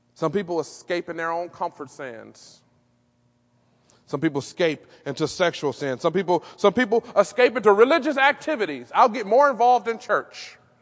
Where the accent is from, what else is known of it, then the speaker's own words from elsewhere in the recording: Detroit, Michigan, United States; Growing up in Detroit on the Northwest side